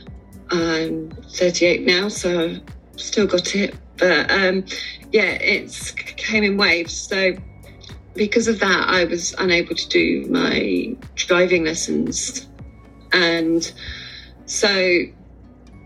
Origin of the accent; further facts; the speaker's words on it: Sussex, South East England, United Kingdom; I'm from Sussex in England